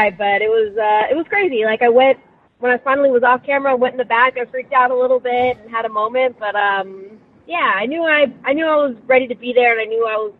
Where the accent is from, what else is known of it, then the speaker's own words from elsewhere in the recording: Las Vegas, Nevada, United States; also born or lived in Riverside, California / San Bernardino, California; I was born in Riverside. I lived in San Bernardino for 4 years, and then I moved here when I was four. So I pretty much lived here my whole life in Las Vegas